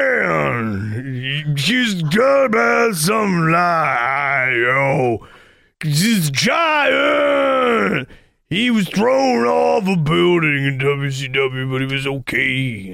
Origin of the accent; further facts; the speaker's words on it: United States; you know that I'm from America, it is just south of Canada, it is just north of Mexico.